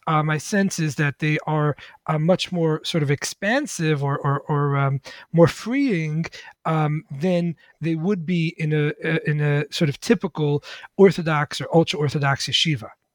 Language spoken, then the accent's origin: English; New York City, New York, United States; I grew up in the Lubavitch Hasidic community uh-huh. in in Crown Heights, Brooklyn